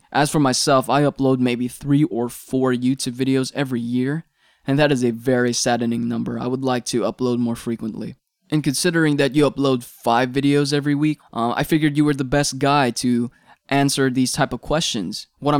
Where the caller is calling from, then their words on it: Philippines; I'm checking in from the Philippines.